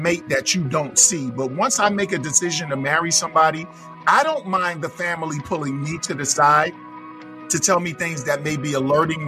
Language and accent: English; New York City, New York, United States; I'm from Flatbush. Flatbush, Brooklyn.